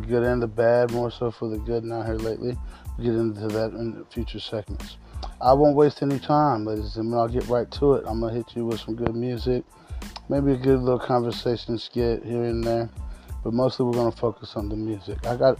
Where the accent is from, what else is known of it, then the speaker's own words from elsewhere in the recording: Missouri, United States; I'm from Missouri, as everybody knows